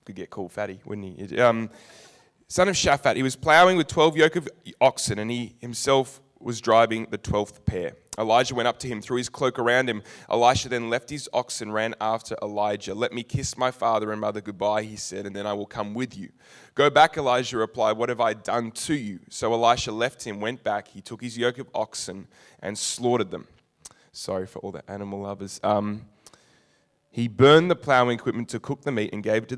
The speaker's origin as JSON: {"language": "English", "town": "Narre Warren", "region": "Victoria", "country": "Australia", "said": "I'm from Narre Warren."}